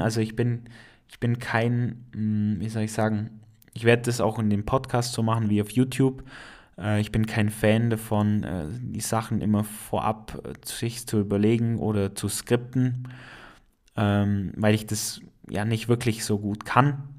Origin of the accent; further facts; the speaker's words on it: Allgäu, Bavaria, Germany; accent: Allgäuer; ich komme aus dem schönen Allgäu. Äh, ich bin kein Schwabe, auch wenn das Allgäu zum Regierungsbezirk Schwaben gehört, äh, bin ich kein Schwabe, ich bin einfach Allgäuer. Und das hast du vielleicht schon an meinem Akzent ein äh, bisschen gemerkt.